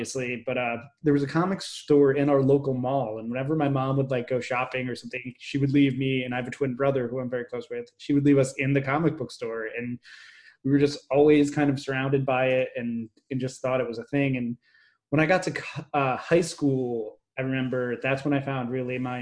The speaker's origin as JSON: {"language": "English", "region": "New Jersey", "country": "United States", "tie": "born or raised there", "also_born_or_lived": "New York City", "moved": "as an adult", "said": "I grew up in New Jersey and lived there for quite a while."}